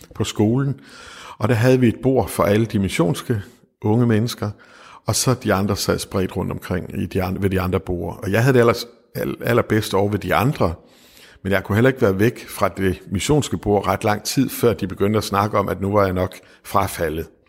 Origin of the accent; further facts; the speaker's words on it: West Jutland, Central Denmark Region, Denmark; moved away; da jeg var ung og boede i Vestjylland